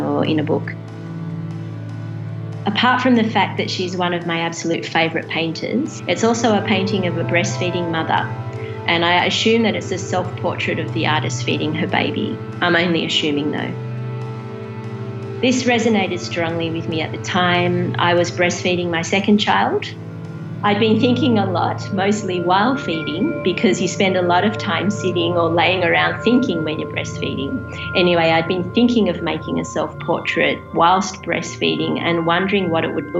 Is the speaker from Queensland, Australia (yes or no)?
no; Sydney, New South Wales, Australia; moved away as an adult; now in Mildura, Australia; I'm from Sydney, and I recently relocated to Mildura.